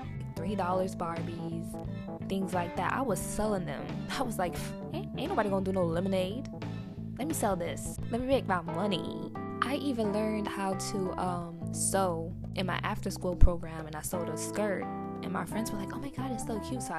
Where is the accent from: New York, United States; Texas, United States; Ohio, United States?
New York, United States; New York City; I grew up in Inwood, between Seaman and Dyckman